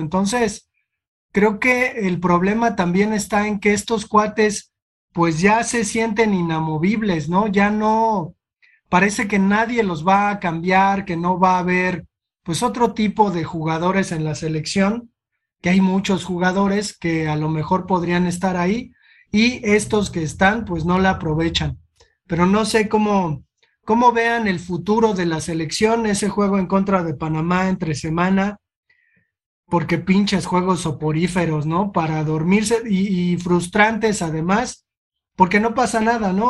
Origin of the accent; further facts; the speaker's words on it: Mexico; como mexicanos